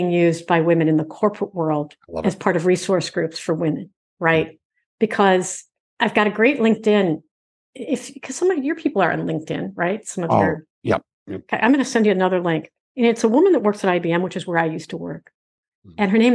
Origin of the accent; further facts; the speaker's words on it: Michigan, United States; I'm from Michigan